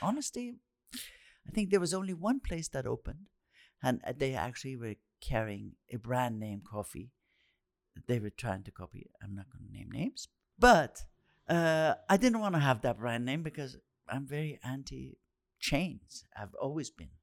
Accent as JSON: {"language": "English", "town": "Tehran", "region": "Tehran Province", "country": "Iran", "tie": "born or raised there", "said": "growing up in Tehran, the center of the action was that whole area"}